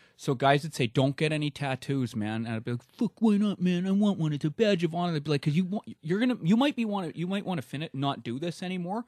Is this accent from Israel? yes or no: no; Vancouver, British Columbia, Canada; moved away as an adult; also born or lived in Alberta; I was born in Alberta, uh, but I only lived there till I was five, and then my parents moved, uh, to Vancouver, and I was there till, uh, a little over a month ago